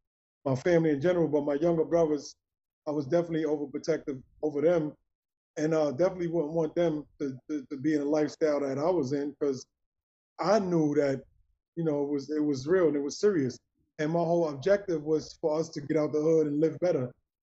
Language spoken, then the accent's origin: English; New York City, New York, United States; accent: Brooklyn; moved away; growing up in Brooklyn